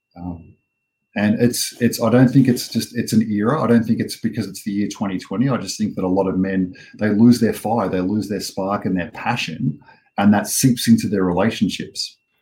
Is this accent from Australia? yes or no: yes; Australia; I am an Australian born and bred man